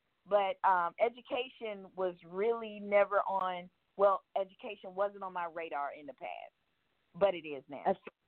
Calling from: Georgia, United States; I'm from Georgia.

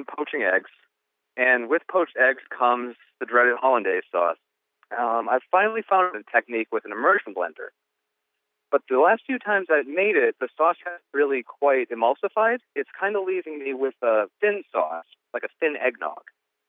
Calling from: Medfield, Massachusetts, United States; I'm calling from Medfield, Massachusetts.

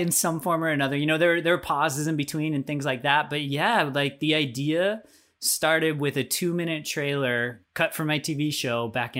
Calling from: Spokane, Washington, United States; I'm in Spokane, Washington.

